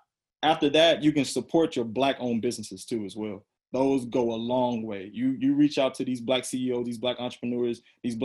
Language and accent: English; Raeford, North Carolina, United States; now in Fayetteville, United States; I'm originally from Rayford, North Carolina